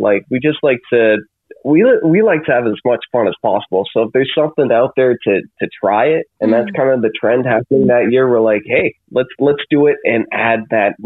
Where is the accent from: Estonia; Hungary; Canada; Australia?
Canada